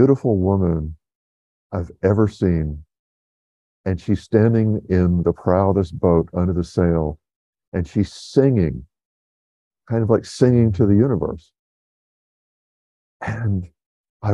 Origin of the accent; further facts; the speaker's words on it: South Georgia, United States; moved away as an adult; also born or lived in Atlanta / Los Angeles / New York City; living with a buddy from my hometown in South Georgia